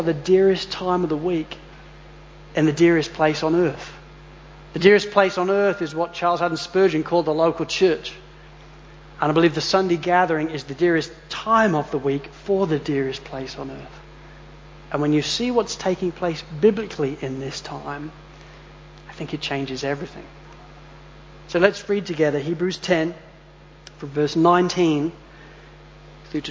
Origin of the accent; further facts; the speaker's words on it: Spalding, East Midlands, United Kingdom; now in Australia; when we were kids growing up in Spalding